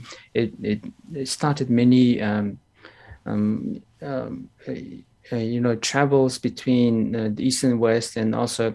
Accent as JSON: {"language": "English", "country": "Mongolia"}